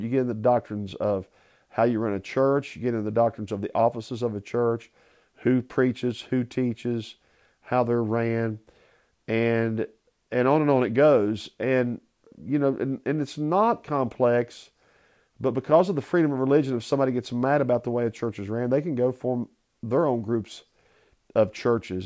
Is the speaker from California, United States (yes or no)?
no; Southern West Virginia, United States; moved away as an adult; also born or lived in South Carolina; I grew up in Southern West Virginia.